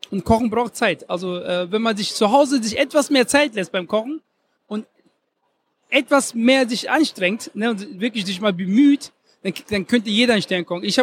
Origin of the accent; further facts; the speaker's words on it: Ghana; also born or lived in Germany; Ich bin einmal, ich bin einmal Deutscher und einmal aus, ich bin einmal aus Ghana.